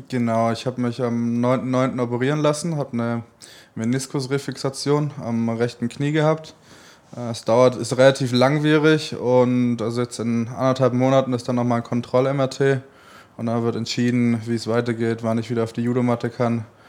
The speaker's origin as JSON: {"language": "German", "town": "Stuttgart", "region": "Baden-Württemberg", "country": "Germany", "tie": "born or raised there", "moved": "as an adult", "lives_now": "Cologne, Germany", "said": "Stuttgart wird immer meine Heimat bleiben"}